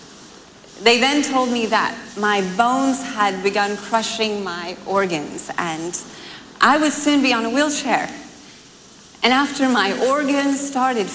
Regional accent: United States; I'm from America

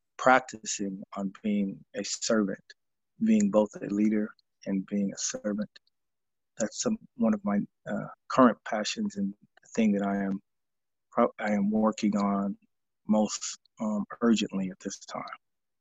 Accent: Seattle, Washington, United States; I am a child of the South. While I was born and raised here in Seattle, I was the first person in my family born in Seattle and grew up in a Southern household.

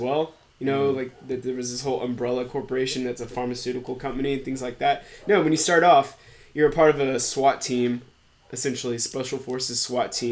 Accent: United States; I'm American.

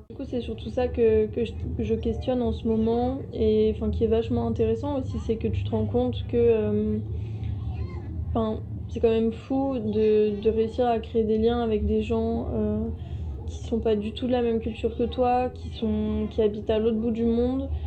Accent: France; j'étais pas chez moi en France mais que j'étais partie à l'étranger, donc en, l'occurrence en Allemagne.

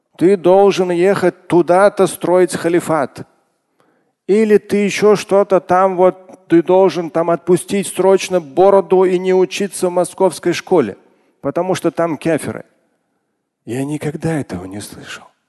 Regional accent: Moscow, Russia; я сам родился в Москве

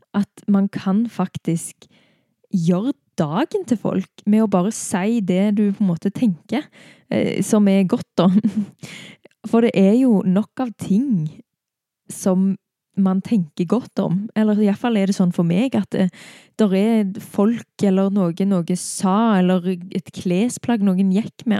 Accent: Stavanger, Rogaland, Norway; hjemme i Stavanger da, for seks uker siden

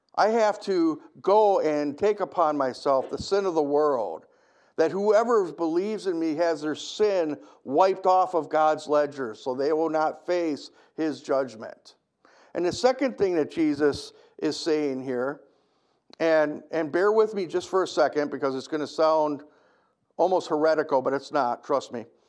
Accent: United States; I love being an American

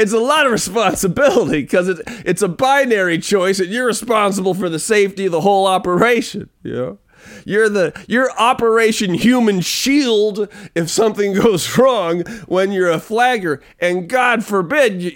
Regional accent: Pacific Northwest, United States; I'm just from the Pacific Northwest. There's some things fashion-wise like that I won't do, just being a Pacific Northwest kid.

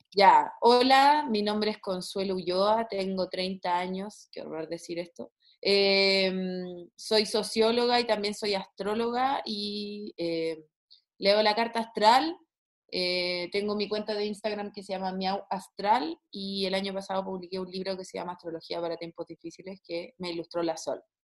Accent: Santiago, Santiago Metropolitan Region, Chile; Soy de Santiago. Nací a criada en Santiago de Chile, oriunda de Macul

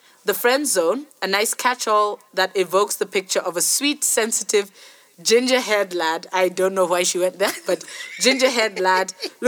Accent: Kenya; One person is from Bots and I'm from Kenya.

